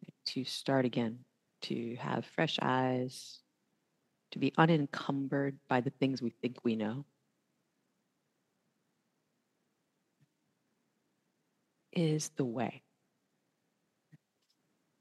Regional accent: the South, United States; I am from the South

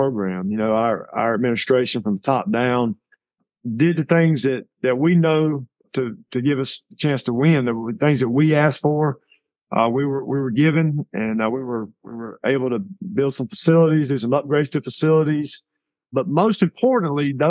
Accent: Bleckley County, Georgia, United States; I'm from here, you know, and it's been very rewarding for me because this is my hometown

